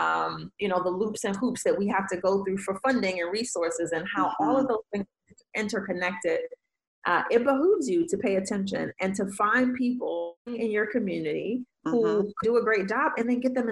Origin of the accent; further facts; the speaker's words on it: Detroit, Michigan, United States; I'm from Detroit